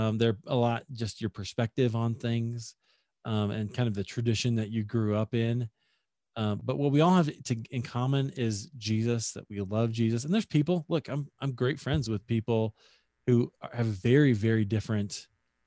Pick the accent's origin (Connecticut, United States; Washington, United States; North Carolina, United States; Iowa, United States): Iowa, United States; Des Moines; my hometown of Des Moines, Iowa